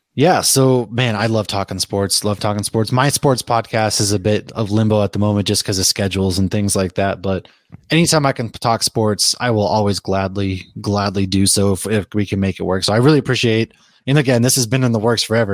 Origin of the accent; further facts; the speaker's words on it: Boston, Massachusetts, United States; moved away; I was raised in Boston